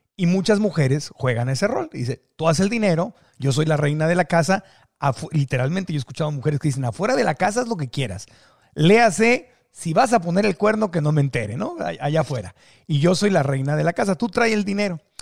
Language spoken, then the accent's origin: Spanish; Mexico; los mexicanos somos